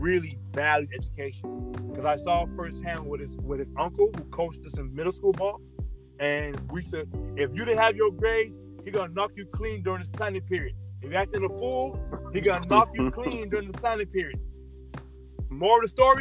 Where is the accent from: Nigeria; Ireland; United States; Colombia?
Nigeria; I'm Nigerian